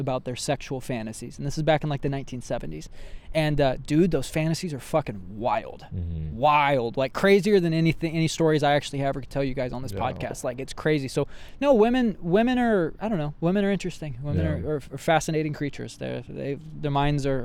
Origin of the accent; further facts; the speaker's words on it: central Indiana, United States; now in Los Angeles, United States; I was raised in central Indiana.